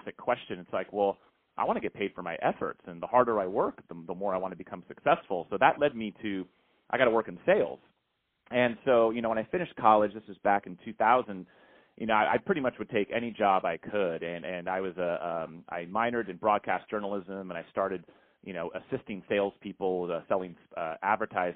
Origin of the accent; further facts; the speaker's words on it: San Francisco Bay Area, California, United States; I grew up in the San Francisco Bay Area, you know, Silicon Valley